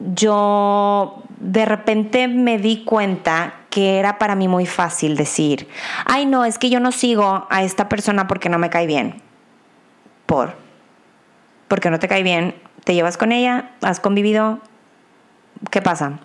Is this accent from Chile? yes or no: no; Mexico; como mexicana y ciudadana